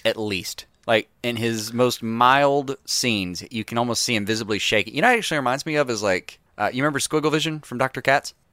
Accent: Alabama, United States; we're from Alabama

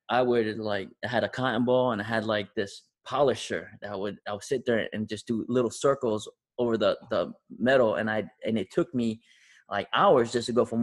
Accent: Tonga; now in United States; you know, I came from Tonga.

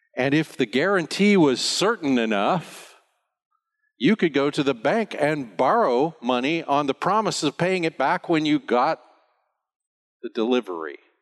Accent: United States; now in Bonaire; I'm an American

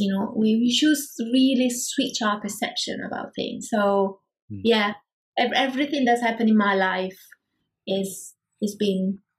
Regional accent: Prague, Czechia; I'm from Prague.

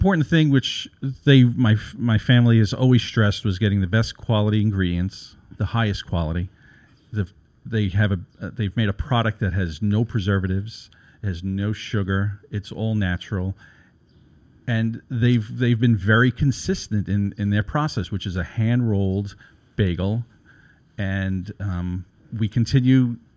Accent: New York City, New York, United States; Born and raised in Brooklyn, New York

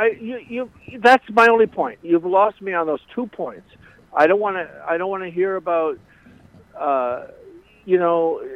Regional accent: Boston, Massachusetts, United States; I'm from Boston, right?

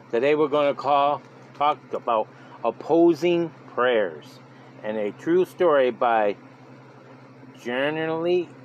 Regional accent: California, United States; now in Cincinnati, United States; Growing up in California, I often went east to see my grandparents in Nebraska, attending school in New York State.

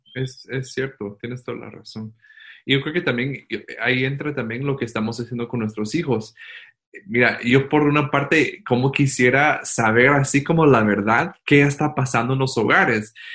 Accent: Guatemala; aquí estamos extrañando nuestra casa, nuestra Guatemala

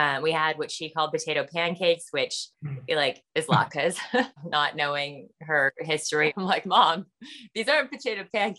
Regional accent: United States; Being an American, and being a white woman, you know, frankly, after the reckoning of the past year

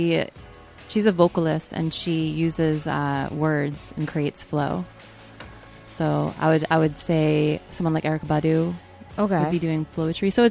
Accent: Nyack, New York, United States; I'm from Nyack, New York, which is about a half hour north

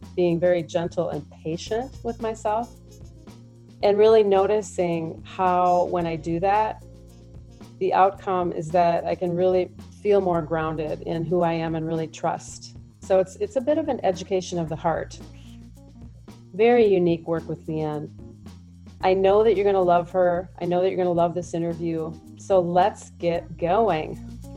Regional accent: Minneapolis, Minnesota, United States; I, I'm from Minneapolis

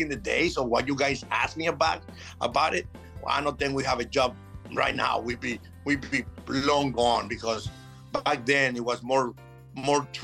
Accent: Venezuela; English is a second language; moved away as an adult; also born or lived in Chicago / Florida / Nevada / Texas; I'm from Venezuela

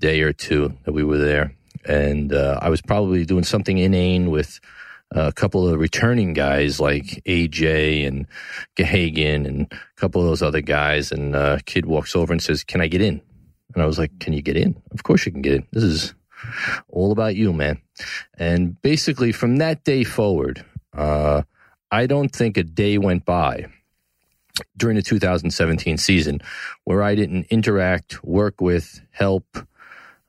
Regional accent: New York City, New York, United States; New York City, the greatest city in the world, my hometown in Tribeca

